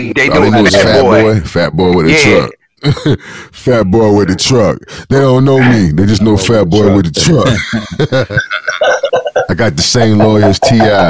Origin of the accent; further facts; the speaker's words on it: Sherman, Mississippi, United States; now in South Florida, United States; I'm from Sherman, Mississippi. We had five rows. And came to South Florida.